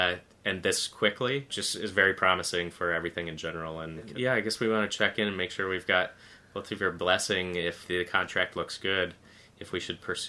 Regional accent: Michigan, United States; I'm from Michigan.

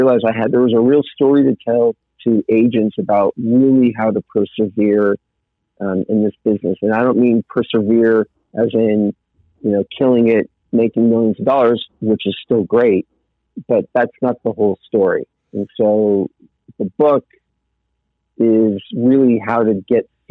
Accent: Southern California, United States; moved away as an adult; also born or lived in Malibu; now in Colorado, United States; I grew up in Southern California in a nice middle class home, and I lived in Malibu

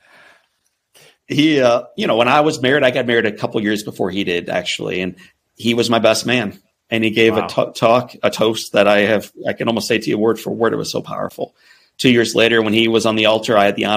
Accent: St. Louis, Missouri, United States; I grew up in the Midwest in St. Louis, Missouri

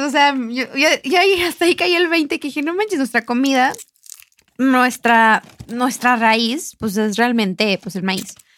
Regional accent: Mexico; este mes tan importante para nosotros como mexicanos

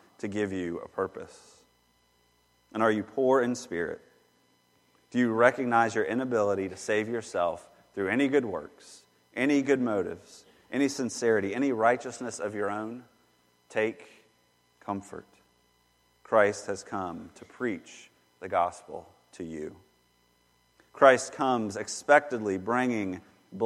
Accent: Charlotte, North Carolina, United States; Growing up in Charlotte

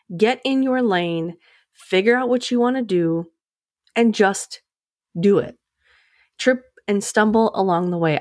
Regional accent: Midwest, United States; I'm from the Midwest, so we like to start families right out of high school

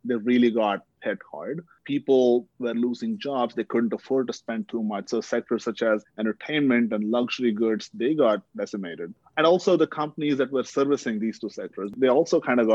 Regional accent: India; moved away; growing up in India

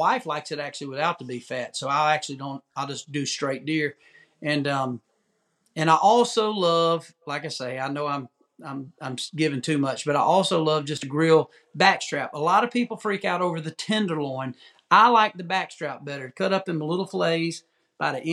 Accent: the South, United States; I'm from the South

